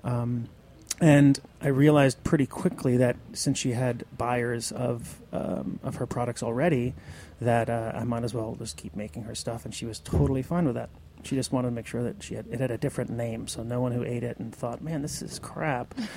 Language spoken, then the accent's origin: English; Western Massachusetts, United States; now in New York City, United States; I grew up in Western Mass, surrounded by dairy farms